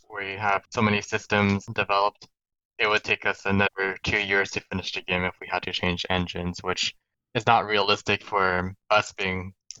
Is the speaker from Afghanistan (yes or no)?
no; Canada; Nope, I'm from Canada. Okay. I was born in Canada.